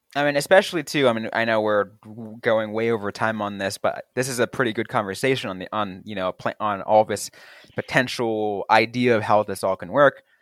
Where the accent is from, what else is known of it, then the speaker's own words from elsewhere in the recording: the Bay Area, California, United States; growing up in the Bay Area